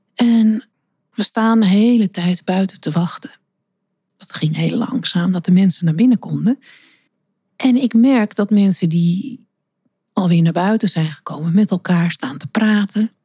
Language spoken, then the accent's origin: Dutch; Amsterdam, North Holland, Netherlands; Want Amsterdam is mijn geboortestad en ja, dat zit in mijn bloed.